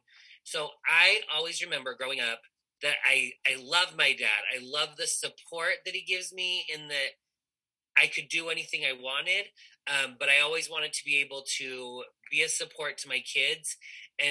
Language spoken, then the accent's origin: English; Utah, United States; I grew up here in Utah